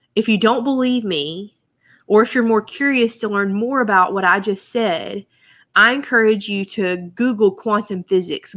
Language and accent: English; United States; I'm an American